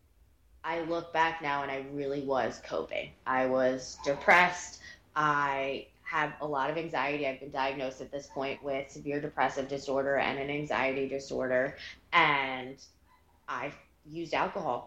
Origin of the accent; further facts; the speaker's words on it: Morristown, New Jersey, United States; I grew up in North Jersey, born and raised here